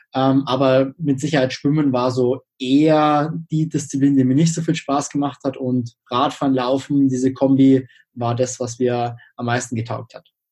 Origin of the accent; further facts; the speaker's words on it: Freising, Bavaria, Germany; Ich komme aus Freising, das ist in der Nähe von München